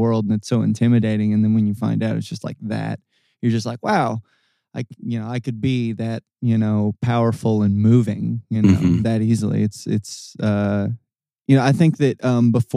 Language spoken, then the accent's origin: English; Corydon, Indiana, United States; now in Louisville, United States; I'm from Corydon, Indiana